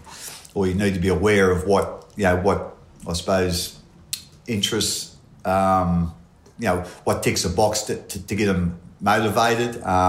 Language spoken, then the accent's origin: English; Portland, New South Wales, Australia; Yeah, I come from a little town called Portland. It's in New South Wales. It's the same spelling as Portland in Victoria, but whole heap different